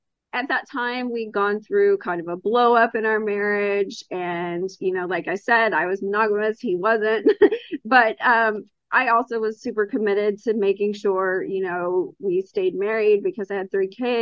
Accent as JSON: {"language": "English", "region": "Texas", "country": "United States", "tie": "born or raised there", "said": "I am from Texas, born and raised and still live here"}